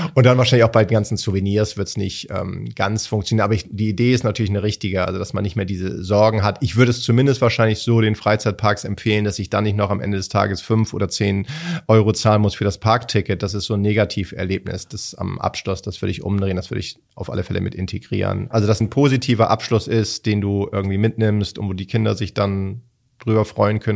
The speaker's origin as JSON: {"language": "German", "region": "Hamburg", "country": "Germany", "said": "als Hamburger"}